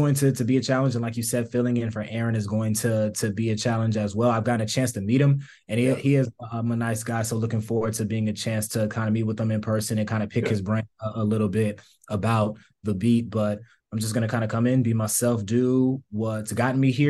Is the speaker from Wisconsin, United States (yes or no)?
no; Atlanta, Georgia, United States; moved away as an adult; also born or lived in Iowa; being from the South and growing up in Georgia, going to Georgia